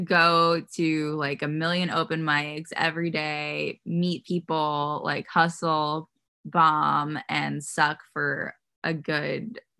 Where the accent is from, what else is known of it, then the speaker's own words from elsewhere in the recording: New York City, New York, United States; also born or lived in Los Angeles; I grew up in Queens.